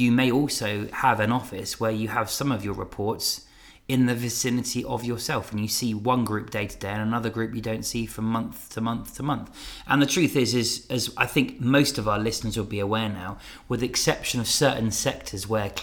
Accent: Fleet, South East England, United Kingdom; my hometown of Fleet, or Church Crookham, as my wife insists I call it

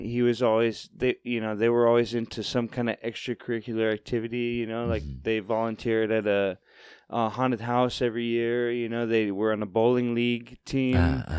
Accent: Fort Worth, Texas, United States; moved away as an adult; also born or lived in Portland; I was born in Fort Worth, Texas.

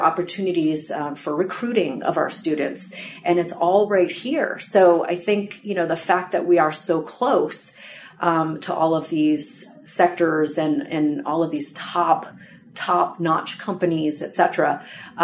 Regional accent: Boston, Massachusetts, United States; moved away; I'm actually from the Boston area.

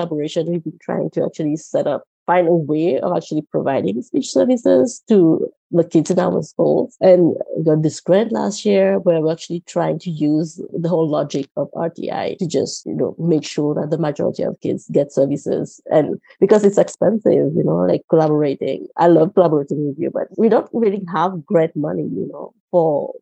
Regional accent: Rodrigues Island, Mauritius; first language Mauritian Creole; English is a second language; moved away as an adult; also born or lived in Minnesota, United States; I am from Rodrigues Island in the Republic of Mauritius in the Indian Ocean. And I grew up speaking Creole

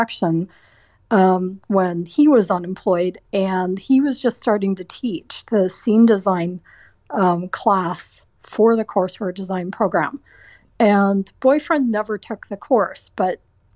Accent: Waterloo, Ontario, Canada; moved away as an adult; also born or lived in Welland, Ontario; now in Toronto, Canada; I grew up in Waterloo, Ontario, and I went to school there

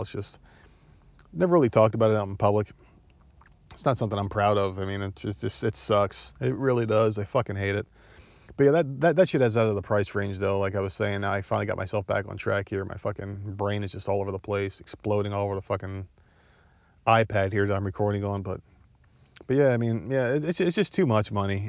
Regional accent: New Jersey, United States; accent: Jersey; now in Myrtle Beach, United States; I'm from Jersey

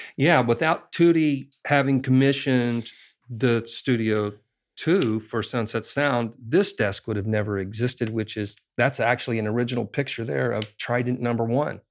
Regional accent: Indiana, United States; I grew up in Indiana in a cornfield, basically

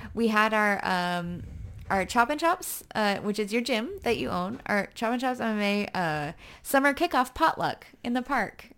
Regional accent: United States; I'm American

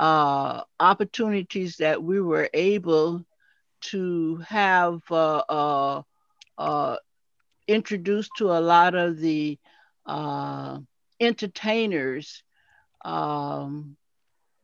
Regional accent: Fort Lauderdale, Florida, United States; I was born and raised here. Well, I was raised in Fort Lauderdale

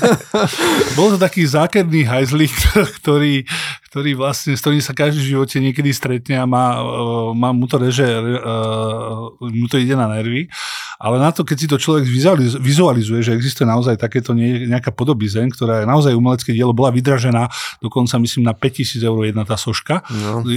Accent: Dolná Súča, Trenčín Region, Slovakia; moved away; som z dediny z Dolnej Súče, eh, pristahoval som sa do nejakého stredného mesta Trenčína

